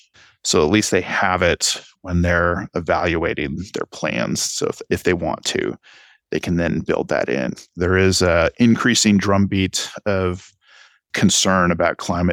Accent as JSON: {"language": "English", "region": "Texas", "country": "United States", "said": "but I'm Texan. I can't help but bring my Texan experience to the table."}